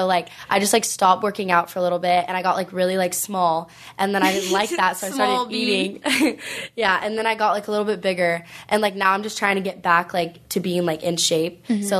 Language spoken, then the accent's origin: English; Huntington Beach, California, United States; also born or lived in Los Angeles; So I moved back, like, to my hometown, which is in Huntington.